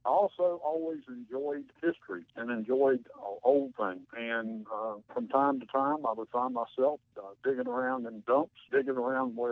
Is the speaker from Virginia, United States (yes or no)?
yes; Elkton, Virginia, United States; I'm from Elkton originally. In fact, north of Elkton, almost